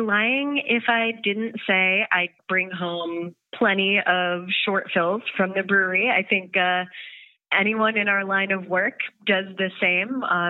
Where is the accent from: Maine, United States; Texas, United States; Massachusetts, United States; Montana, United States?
Maine, United States; Portland; now in Amsterdam, Netherlands; especially from the region where I came from. So I moved to Amsterdam from Portland, Maine.